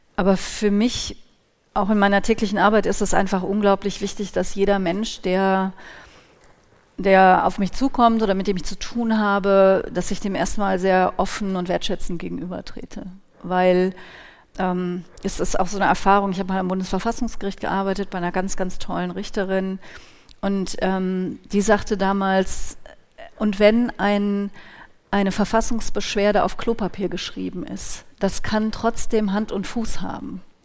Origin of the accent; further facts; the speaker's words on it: Cologne, North Rhine-Westphalia, Germany; ich bin in Köln geboren und aufgewachsen